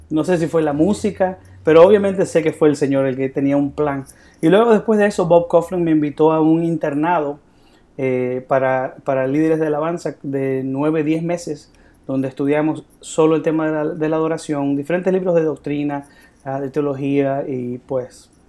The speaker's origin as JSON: {"language": "Spanish", "country": "Bolivia", "said": "yo soy de Bolivia."}